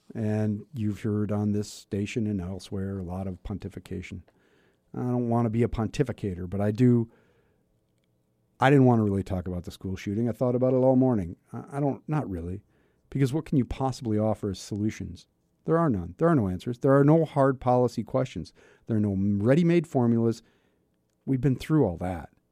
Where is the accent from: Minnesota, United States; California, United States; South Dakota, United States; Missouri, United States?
South Dakota, United States; my home state, my much loved state of South Dakota